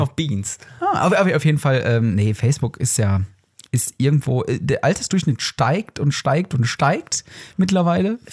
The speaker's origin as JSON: {"language": "German", "town": "Herne", "region": "North Rhine-Westphalia", "country": "Germany", "said": "bei uns in Wanne-Eickel. Beziehungsweise Der Herne"}